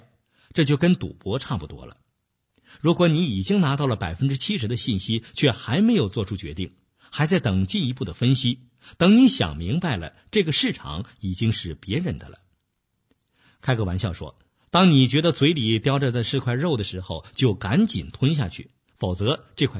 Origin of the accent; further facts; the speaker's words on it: China; moved away as an adult; 我们这一代人是成长在中国计划经济体制下的一代，没有市场经济的概念，赚钱是一件不光荣的事情。我是在去美国留学以后，才开始逐渐明白市场的概念